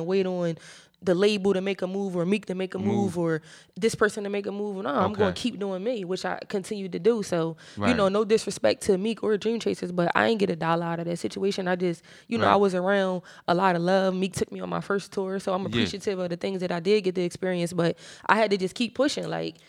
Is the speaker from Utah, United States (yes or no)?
no; Philadelphia, Pennsylvania, United States; I come from Philly, you know, we burst off bars, like I could spit all day.